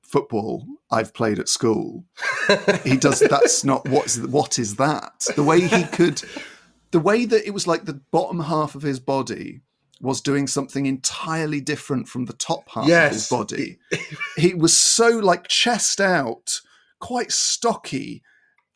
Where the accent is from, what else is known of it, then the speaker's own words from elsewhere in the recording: Avon, now South Gloucestershire, South West England, United Kingdom; I wasn't born in Bristol. I didn't grow up in Bristol. I was about 10 miles out of Bristol. So I was brought up in Avon, now South Gloucestershire